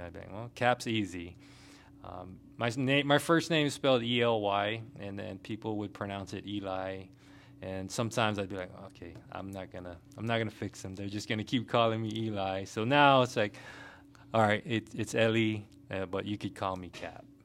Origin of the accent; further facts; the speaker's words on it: Guam; moved away as an adult; also born or lived in Washington State / Hawaii / Kentucky / Germany; now in Fort Stewart, Georgia, United States; born and raised from the island of Guam, um, little tiny island in the Pacific